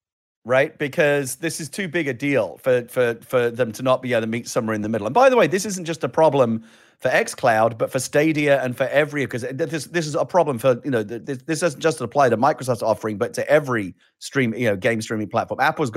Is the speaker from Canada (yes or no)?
no; United Kingdom; I'm British